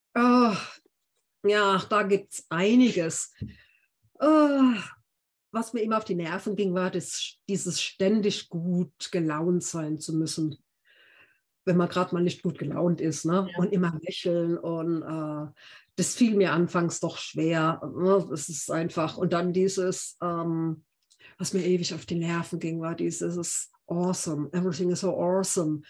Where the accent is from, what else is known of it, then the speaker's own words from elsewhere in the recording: Heidelberg, Baden-Württemberg, Germany; ich lebe in Heidelberg, meiner Heimatstadt